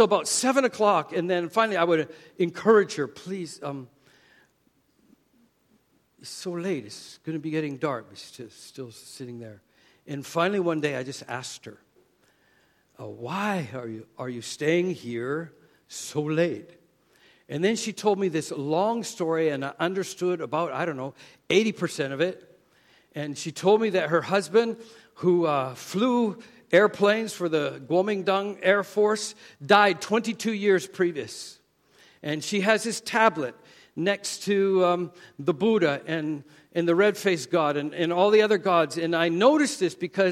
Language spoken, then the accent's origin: English; Canada; accent: Canadian; moved away; my Canadian accent